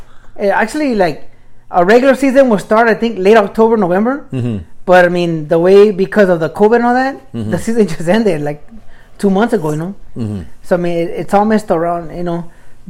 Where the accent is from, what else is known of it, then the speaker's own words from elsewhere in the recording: Los Angeles, California, United States; we grew up in East